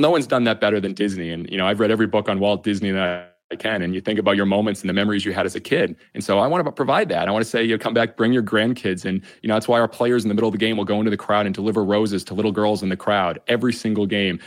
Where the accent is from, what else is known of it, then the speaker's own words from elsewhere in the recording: Massachusetts, United States; I'm from Massachusetts and I got to be bat boy for the Red Sox when I was five years old.